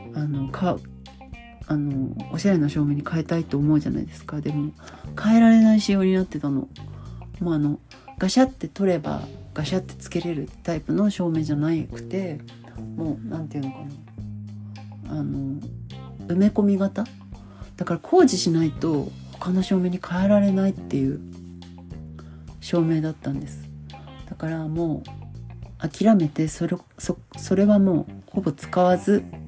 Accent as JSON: {"language": "Japanese", "town": "Hamamatsu", "region": "Shizuoka", "country": "Japan", "tie": "born or raised there", "said": "地元の浜松で働いてた"}